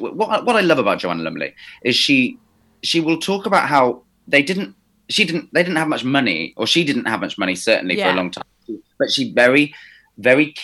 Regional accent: Somerset, South West England, United Kingdom; I'm from Somerset

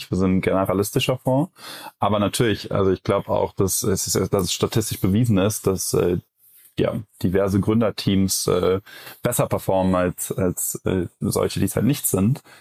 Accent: Cologne, North Rhine-Westphalia, Germany; Äh, ich als Kölner sage ja auch immer, jeder Jack ist anders.

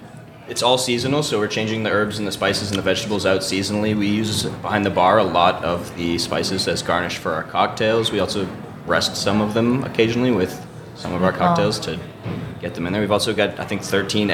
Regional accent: Boston, Massachusetts, United States

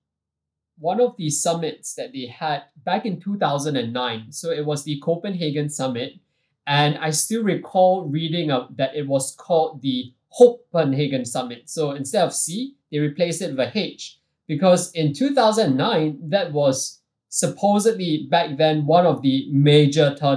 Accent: Singapore; even though I'm Singaporean and what we do predominantly is based out of Singapore

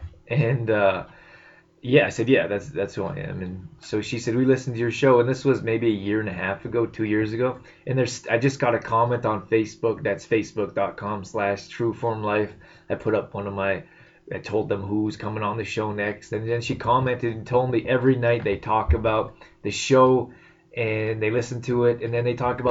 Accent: Canada; moved away as an adult; also born or lived in United States / California; I'm Canadian. I spent the last 10 years in the U.S., but I'm in Canada now, and this is my home

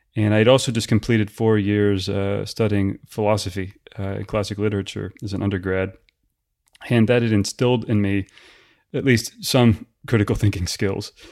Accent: United States

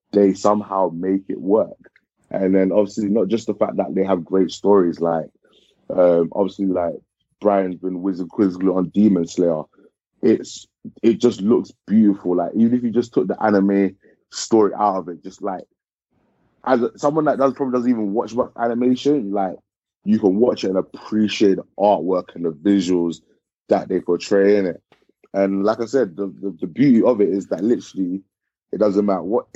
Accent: Ghana; moved away; I am from Ghana originally

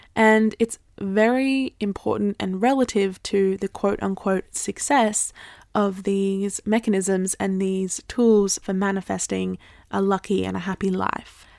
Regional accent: Australia; I grew up in Australia

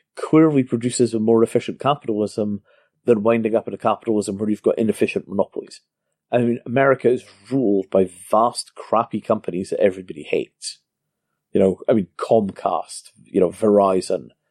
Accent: Scotland, United Kingdom; I grew up in Scotland before the invention of racism

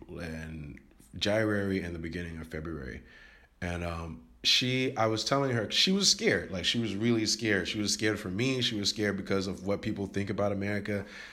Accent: United States; now in Taiwan; I didn't really notice because I'm American and I didn't notice it. Where I live right now in Taiwan

